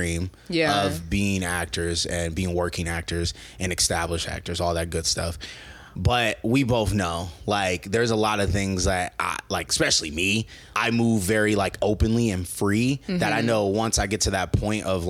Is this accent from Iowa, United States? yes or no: no; Nebraska, United States; moved away as an adult; now in Los Angeles, United States; we're from Nebraska